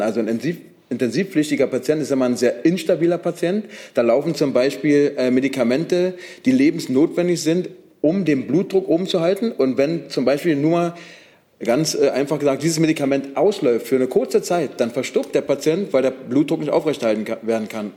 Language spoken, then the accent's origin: German; Brandenburg, Germany; ich komme aus Brandenburg, äh, kurz vor der Grenze von Berlin